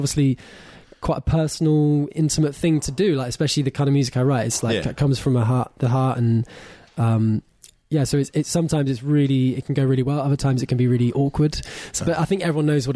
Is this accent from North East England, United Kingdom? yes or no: no; Oxfordshire, South East England, United Kingdom; moved away as an adult; now in London, United Kingdom; I'm from the countryside in Oxfordshire.